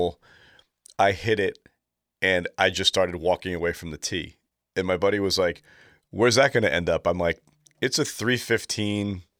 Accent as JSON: {"language": "English", "town": "New London", "region": "Connecticut", "country": "United States", "tie": "born or raised there", "said": "it is my hometown"}